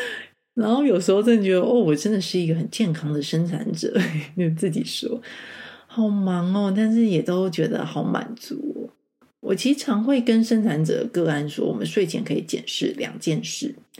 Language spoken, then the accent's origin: Chinese; Taichung, Taiwan; moved away as an adult; now in Taipei, Taiwan; 我是台中长大的孩子